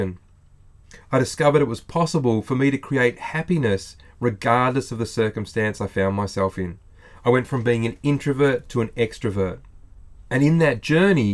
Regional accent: Australia

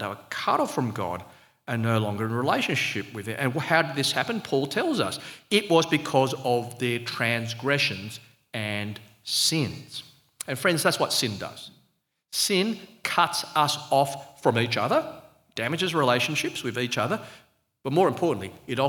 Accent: Sydney, New South Wales, Australia; accent: Australian; I was born in Australia, you can tell by the slightly unsubtle accent, and I've always been a citizen, but my parents actually came from overseas. They were migrants from Malaysia.

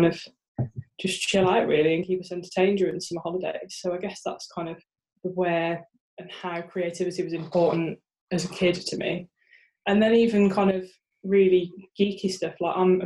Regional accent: Birmingham, West Midlands, United Kingdom; now in Sheffield, United Kingdom; I live in Sheffield now. But I was born and raised in Birmingham. So to all my Brummie brethren out there, rock on

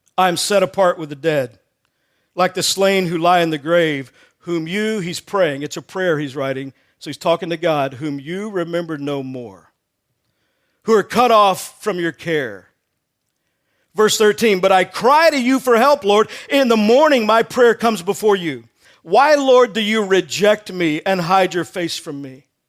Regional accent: Texas, United States; I grew up in Texas

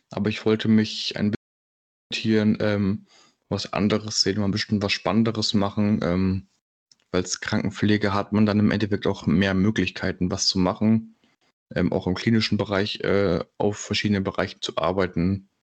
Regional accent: Berlin, Germany; ich komme aus Berlin

